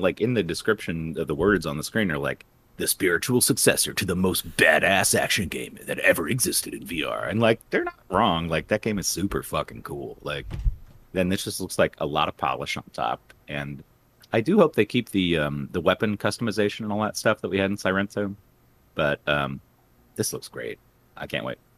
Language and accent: English; West Palm Beach, Florida, United States; I grew up in West Palm Beach